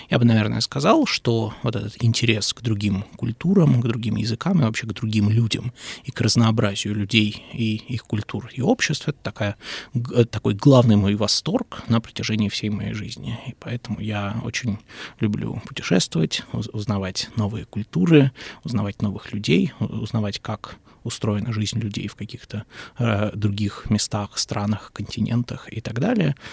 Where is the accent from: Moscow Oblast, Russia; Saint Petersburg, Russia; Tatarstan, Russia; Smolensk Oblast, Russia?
Saint Petersburg, Russia; Ну, я родом из Петербурга.